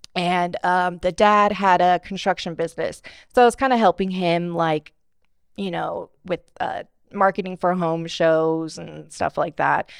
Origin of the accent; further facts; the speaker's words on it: Bakersfield, California, United States; I'm born and raised in Bakersfield, uh, went to Stockdale High School